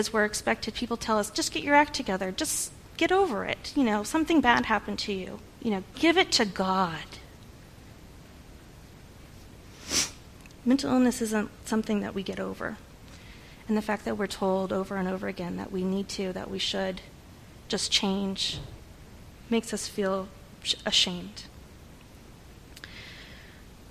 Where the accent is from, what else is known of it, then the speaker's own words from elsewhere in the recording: California, United States; moved away as an adult; I'm from California originally. We moved out here about 9 years ago.